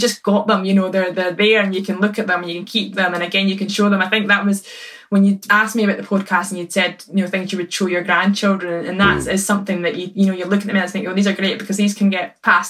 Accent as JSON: {"language": "English", "town": "Perth", "region": "Scotland", "country": "United Kingdom", "tie": "born or raised there", "said": "I was born in Perth. So technically my local club was St Johnstone"}